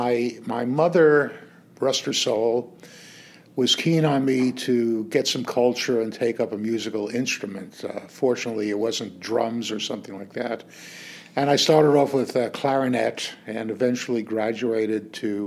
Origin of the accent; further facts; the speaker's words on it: New York City, New York, United States; moved away as an adult; now in Sun City Shadow Hills, United States; I started my life in the Bronx in New York City. I grew up there with my my family